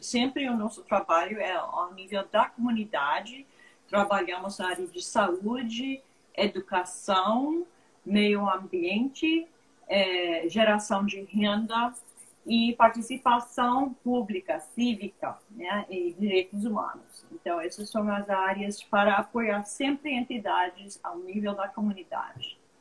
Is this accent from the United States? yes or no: yes; United States; Portuguese is a second language; moved away as an adult; also born or lived in Brazil; eu sou americana, mas quase brasileira